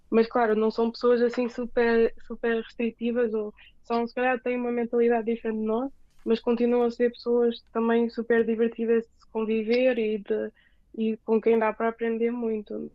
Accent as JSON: {"language": "Portuguese", "country": "Portugal", "moved": "as an adult", "lives_now": "Seoul, South Korea", "said": "sou de Portugal"}